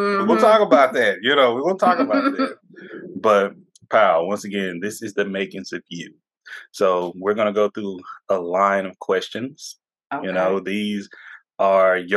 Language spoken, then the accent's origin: English; Tyler, Texas, United States; I'm from a small town myself, a small city, we can say now